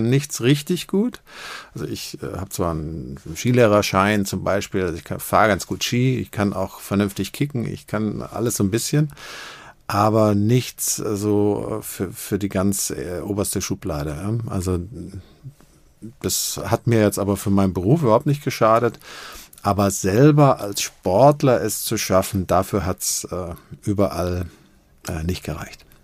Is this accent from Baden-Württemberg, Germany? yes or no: yes; Stuttgart, Baden-Württemberg, Germany; also born or lived in Tübingen; now in Cologne, Germany; bin Schwabe, dem man das äh, zum Glück nicht mehr so anhört. Äh, ich komme aus Tübingen, bin in Stuttgart groß geworden, lebe jetzt seit Ewigkeiten in Köln